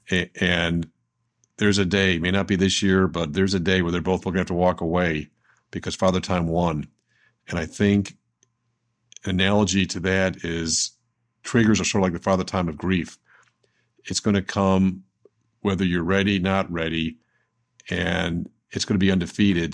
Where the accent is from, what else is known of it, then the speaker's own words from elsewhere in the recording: Buffalo, New York, United States; I was seven years old in second grade, and growing up in Buffalo, New York